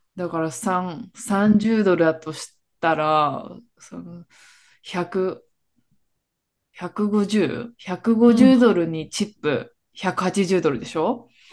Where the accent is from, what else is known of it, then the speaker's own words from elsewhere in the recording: Japan; first language Tagalog; Japanese is a second language; moved away as an adult; also born or lived in Philippines; now in United States; 生まれがフィリピンで2歳から日本に来てっていう